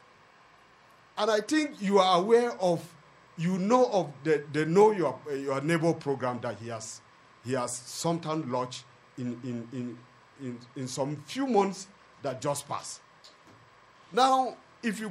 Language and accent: English; Zawan, Plateau, Nigeria; I am from Zawan